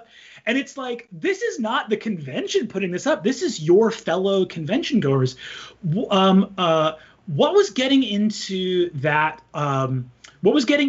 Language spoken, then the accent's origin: English; New York, United States; now in California, United States; I'm actually a New Yorker. So I was on the East Coast as well.